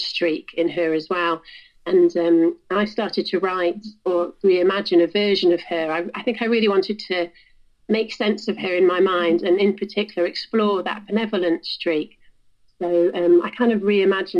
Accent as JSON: {"language": "English", "region": "South Wales", "country": "United Kingdom", "tie": "born or raised there", "said": "I grew up in South Wales near the coast"}